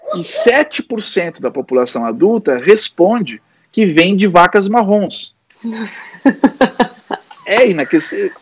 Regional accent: São Paulo, Brazil; now in Rio Grande do Sul, Brazil; eu sou paulista e quando eu digo que sou paulista

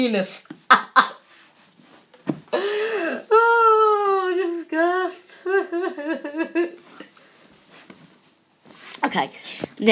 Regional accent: Derry, Northern Ireland, United Kingdom; I'm from Derry

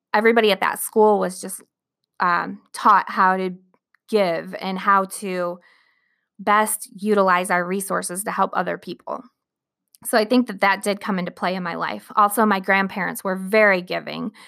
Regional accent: Flint, Michigan, United States; I was born in Flint, Michigan

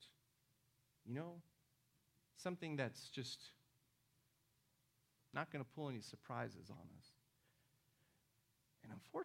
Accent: Houston, Texas, United States; also born or lived in Argentina; in the 80s in Houston, where I grew up, because, you know, I was from Argentina

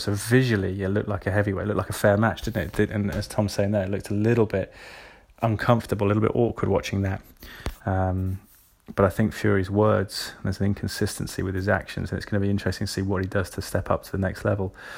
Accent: England, United Kingdom; as an Englishman

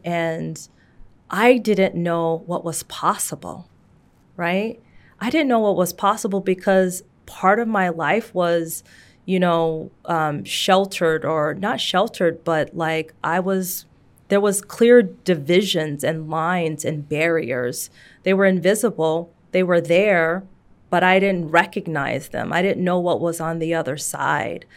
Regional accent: Seattle, Washington, United States; I grew up in Seattle in the shadows of Microsoft and Amazon and Starbucks

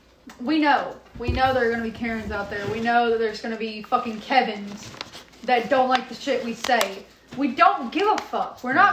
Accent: Georgia, United States; they know we're from Georgia.

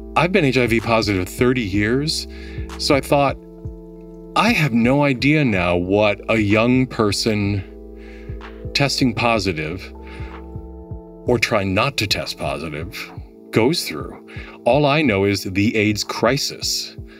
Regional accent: Milwaukee, Wisconsin, United States; moved away as an adult; also born or lived in Minneapolis, Minnesota; now in New York, United States; Milwaukee, um, born and raised Milwaukee

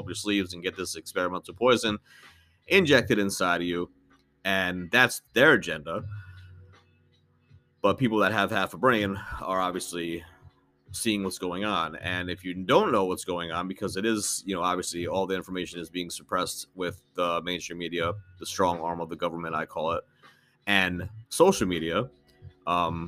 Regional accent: United States; growing up in the United States

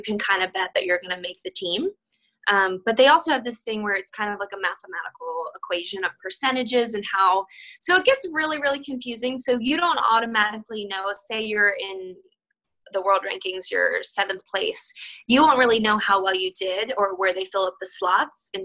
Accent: United States; also born or lived in Siberia, Russia; I came to the US when I was 13 months old

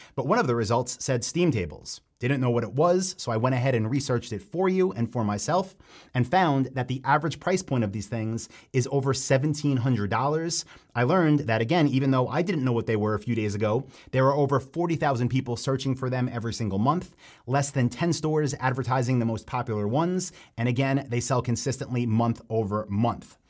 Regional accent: Long Island, Nassau County, New York, United States; I grew up on Long Island in Nassau County

